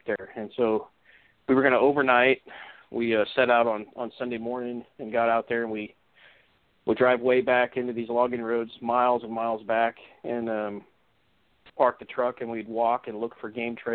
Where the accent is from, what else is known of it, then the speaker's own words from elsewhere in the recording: Orange County, Southern California, United States; moved away as an adult; also born or lived in Northwest Washington; now in Washington, United States; I grew up in Southern California, kind of in an upscale neighborhood in Orange County